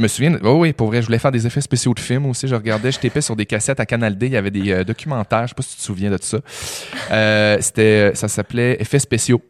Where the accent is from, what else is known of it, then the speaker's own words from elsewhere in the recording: Chicoutimi, Quebec, Canada; moved away; moi je viens de Chicoutimi